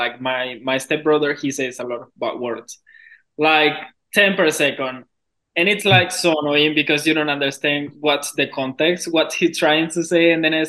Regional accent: Maturín, Monagas, Venezuela; moved away; My city is called Maturín, and the state

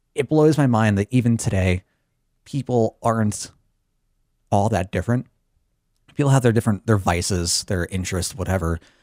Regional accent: Chicago, Illinois, United States; I'm from the Chicago area

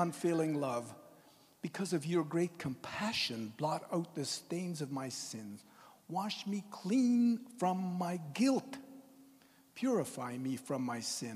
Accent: Tofield, Alberta, Canada; I grew up in Tofield, Alberta, which is just outside of Edmonton.

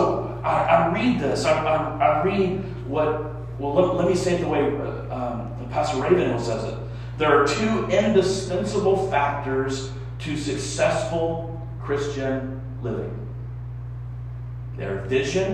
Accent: Texas, United States; now in East Liverpool, United States; I'm from Texas

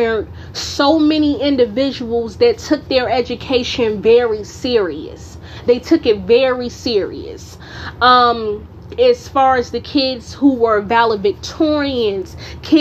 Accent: Newark, New Jersey, United States; moved away; also born or lived in North Carolina; growing up in Newark, I didn't hear people mentioning a lot about college

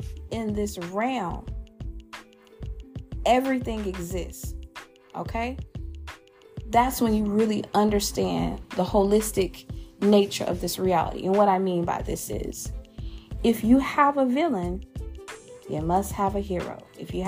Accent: Louisiana, United States; my home state, that boot state, that who that state, that saint state, the state of the best food, partying, and liquor, Louisiana

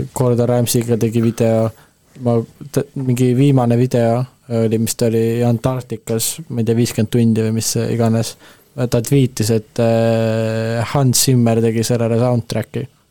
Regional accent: Estonia; ma olen eestlane

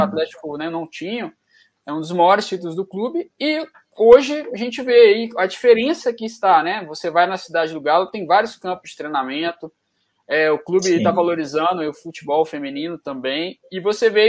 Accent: Jardim América, Minas Gerais, Brazil; no Jardim América, onde eu fui criado

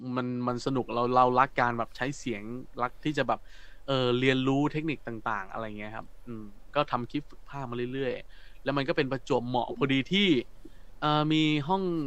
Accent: Phetchabun, Thailand; accent: northern; ผมเป็นคนเพชรบูรณ์และคือแถวบ้านผมมันก็แบบไม่ได้ คือมันก็มีกลางบ้างมีอีสานมีอะไรบ้างปนๆกันไปแล้วผมอ่ะผมมาติดเนอร์แล้วผมไม่รู้ตัว

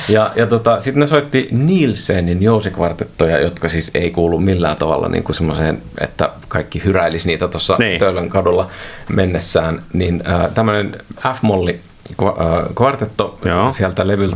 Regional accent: Oulainen, North Ostrobothnia, Finland; olen kotoisin Pohjois-Pohjanmaalta Oulaisista

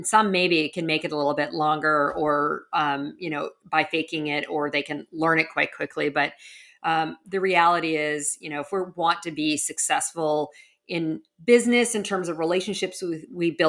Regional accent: Western Canada, Canada; moved away as an adult; also born or lived in New York; now in Miami, United States; I grew up in Western Canada

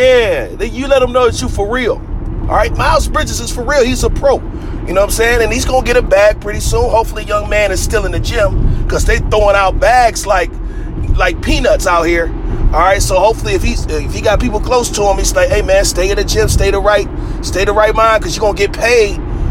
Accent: Detroit, Michigan, United States; I live in Detroit. I'm from Detroit.

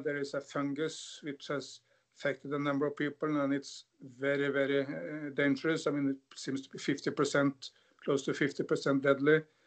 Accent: Norway; growing up in Norway

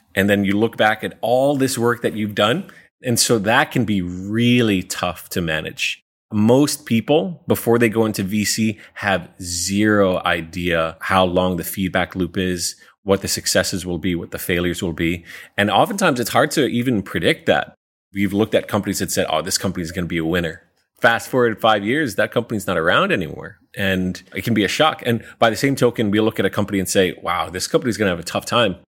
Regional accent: New York City, New York, United States; moved away as an adult; now in Singapore; I'm originally from New York City

